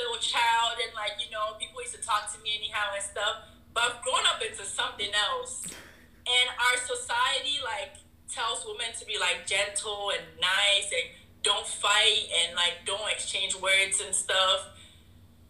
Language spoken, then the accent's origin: English; Ghana; now in United States; being a Ghanaian